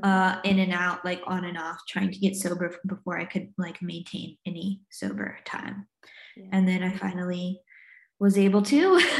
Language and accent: English; the South, United States; also born or lived in North Carolina / Virginia; now in Newcastle, United Kingdom; I grew up in the States, in the South, in like North Carolina and Virginia is where I'm from.